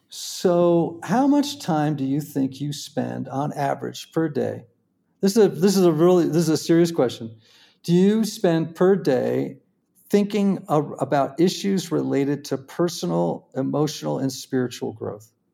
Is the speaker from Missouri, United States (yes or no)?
no; Greenwich, Connecticut, United States; I grew up in Greenwich, Connecticut